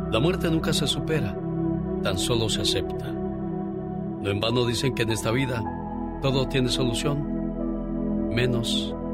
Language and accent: Spanish; Michoacán, Mexico; moved away